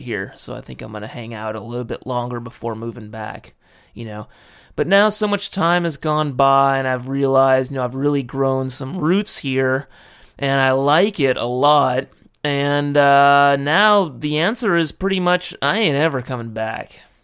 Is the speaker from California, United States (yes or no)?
yes; Los Angeles, California, United States; moved away as an adult; now in Japan; I went back to my hometown of L